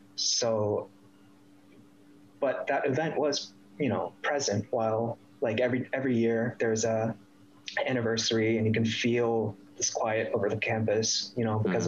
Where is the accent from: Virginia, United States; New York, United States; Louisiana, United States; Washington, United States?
Virginia, United States; DC area, Northern; moved away as an adult; also born or lived in San Francisco, United States; now in Toronto, Canada; I was born in Northern Virginia, DC area